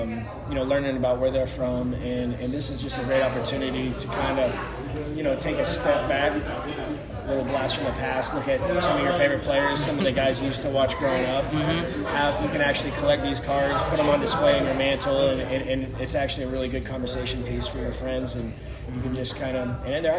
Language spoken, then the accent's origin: English; The Woodlands, Texas, United States; Yep, grew up and born and raised in the Woodlands, Texas. Went to the Woodlands High School before I went to Texas Tech.